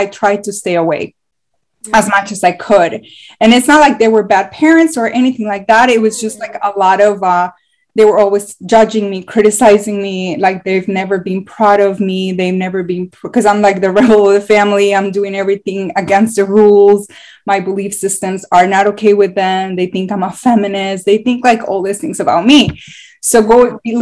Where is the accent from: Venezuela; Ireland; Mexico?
Mexico; moved away; I'm from Mexico